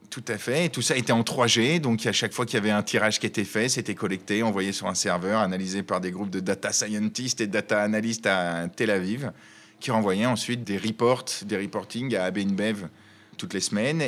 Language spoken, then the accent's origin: French; Chambéry, Auvergne-Rhône-Alpes, France; also born or lived in Paris; now in Lyon, France; Je suis originaire de Chambéry en Savoie et j'ai passé 12 ans dans notre belle capitale